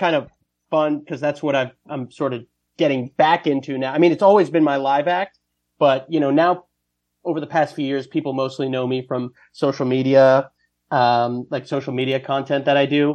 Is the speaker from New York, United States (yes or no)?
yes; Westchester County, New York, United States; also born or lived in Ohio; now in New York City, United States; I grew up in Westchester County